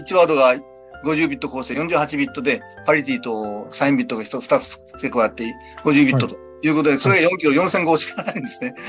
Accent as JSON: {"language": "Japanese", "town": "Sasebo", "region": "Nagasaki", "country": "Japan", "tie": "born or raised there", "said": "私の地元が佐世保なもんです。"}